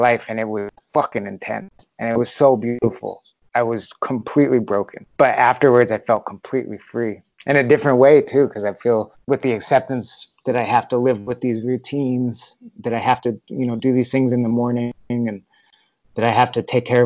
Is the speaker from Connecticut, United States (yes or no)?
yes; Bridgeport, Connecticut, United States; moved away; also born or lived in Norwalk, Connecticut / San Francisco / Huntington Beach, California; I was born in Norwalk, but then grew up in Trumbull and Bridgeport